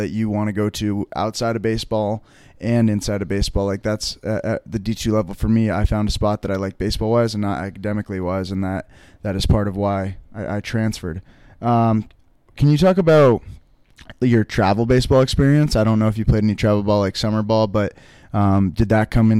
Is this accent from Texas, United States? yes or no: no; Vermont, United States; I'm from Vermont.